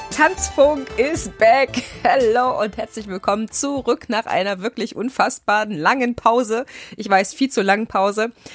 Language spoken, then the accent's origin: German; Thuringia, Germany; moved away as an adult; also born or lived in Leipzig, Saxony / Düsseldorf; bin gebürtige Sächsin. Ja, ich bin in Leipziger allerlei und ähm, zum Großteil meines Lebens aber in Thüringen groß geworden und habe dort gelebt an verschiedenen Orten